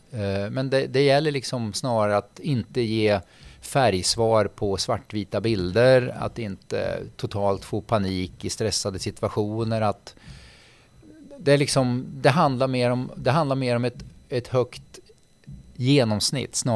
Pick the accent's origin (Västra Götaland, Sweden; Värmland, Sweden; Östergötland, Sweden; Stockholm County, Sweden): Västra Götaland, Sweden; Gothenburg; born there; då bodde de eller vi i Göteborg. Så jag är född i Göteborg.